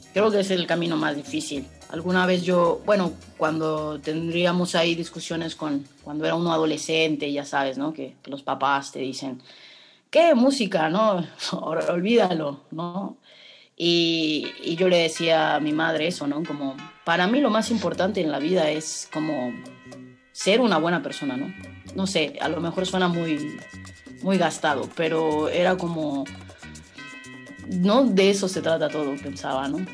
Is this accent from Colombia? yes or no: no; Mexico; also born or lived in Mexico City / Bacalar; como mujeres mexicanas